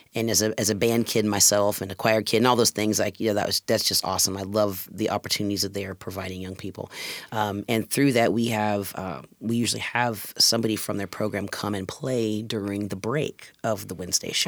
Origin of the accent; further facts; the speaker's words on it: Indiana, United States; moved away as an adult; now in Washington, United States; I was born and raised in Indiana